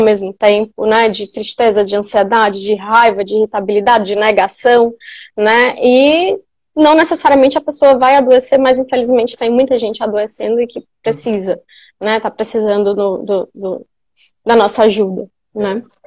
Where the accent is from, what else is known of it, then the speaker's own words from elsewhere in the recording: Piauí, Brazil; moved away as an adult; also born or lived in São Paulo; eu sou piauiense, onde eu voltei agora para morar em Teresina